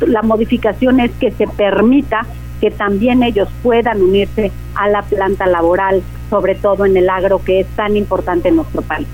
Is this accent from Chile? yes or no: no; Mexico; nuestro país